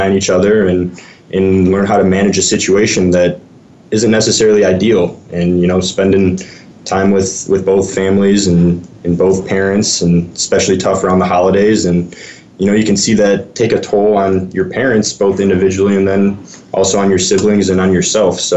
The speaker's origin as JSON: {"language": "English", "area": "Chicagoland suburbs", "region": "Illinois", "country": "United States", "tie": "born or raised there", "said": "I grew up in the Chicagoland suburbs and about an hour west of Chicago"}